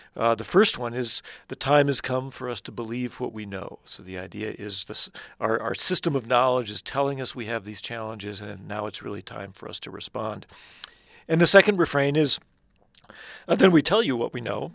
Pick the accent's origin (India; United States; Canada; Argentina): United States; Midwest; I grew up in the Midwest